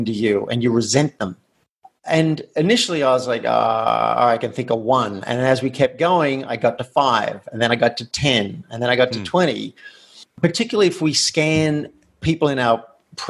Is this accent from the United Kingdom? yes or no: no; Australia; moved away as an adult; I grew up in Australia in a country town where it did not pay to be different.